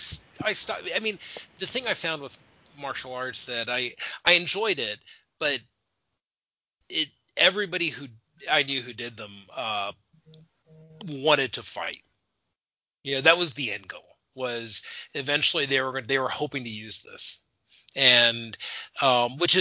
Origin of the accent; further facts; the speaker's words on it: Arizona, United States; moved away; I grew up in Arizona